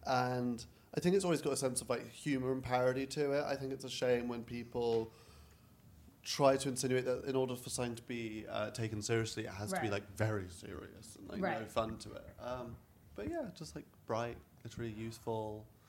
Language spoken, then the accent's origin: English; Trondheim, Trøndelag, Norway; Like, so, I'm from Trondheim, Norway.